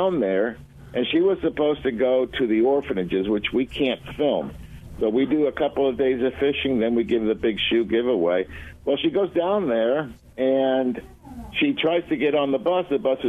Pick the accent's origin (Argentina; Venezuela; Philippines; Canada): Argentina; moved away; I was born in Argentina, so I'm Latin.